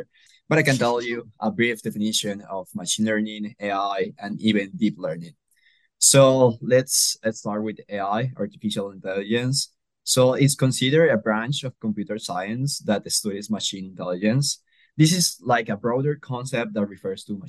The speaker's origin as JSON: {"language": "English", "country": "Colombia", "moved": "yes", "lives_now": "Nebraska, United States", "said": "I am from Colombia originally"}